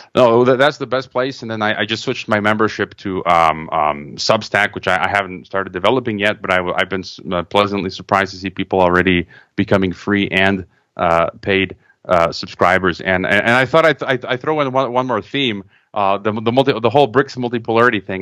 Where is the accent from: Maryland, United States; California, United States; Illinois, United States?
Illinois, United States; Chicago; moved away; also born or lived in Croatia; I was born in Chicago, uh, but my parents were Croatian immigrants